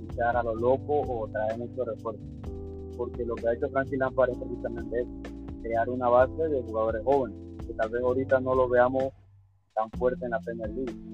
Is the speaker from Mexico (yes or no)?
no; Panama; soy de Panamá.